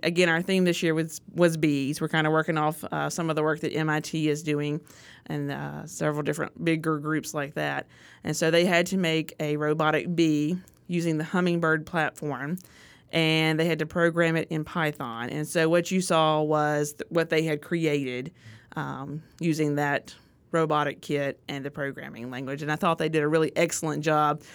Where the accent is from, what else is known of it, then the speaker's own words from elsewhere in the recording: Artesia, Mississippi, United States; I grew up in Artesia